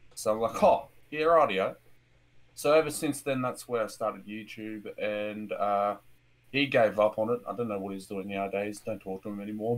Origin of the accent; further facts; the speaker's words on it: Australia; I'm an Australian, friendly Australian